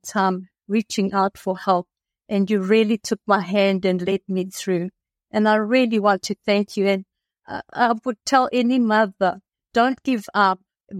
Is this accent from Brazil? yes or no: no; South Africa; moved away; also born or lived in Athens, Greece; I'm originally from South Africa. And we had immigrated to Athens, and I lived there with my family for approximately 30 years.